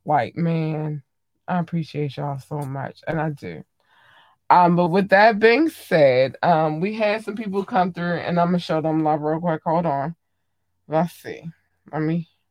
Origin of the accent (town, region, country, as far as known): Baltimore, Maryland, United States